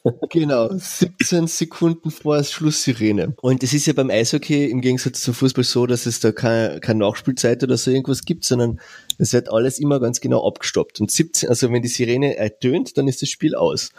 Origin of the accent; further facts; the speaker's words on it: Carinthia, Austria; als, als Kärntner